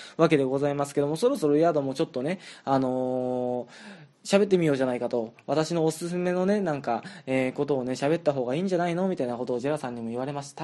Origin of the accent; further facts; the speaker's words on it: southern Japan, Japan; moved away; 僕実は結構南のの方の出身